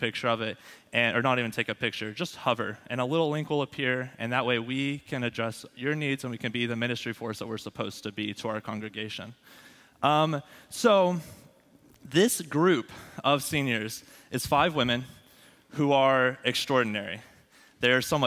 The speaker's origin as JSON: {"language": "English", "town": "Abilene", "region": "Texas", "country": "United States", "tie": "born or raised there", "also_born_or_lived": "Lubbock", "said": "Abilene, my hometown"}